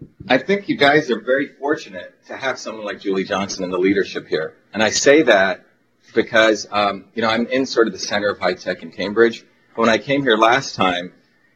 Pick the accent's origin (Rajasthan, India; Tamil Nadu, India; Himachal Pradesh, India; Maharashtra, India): Maharashtra, India; Mumbai; moved away; I was born in India